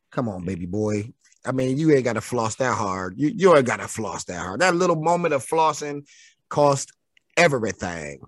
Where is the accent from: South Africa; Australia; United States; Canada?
United States; Detroit, Michigan; I'm from Detroit.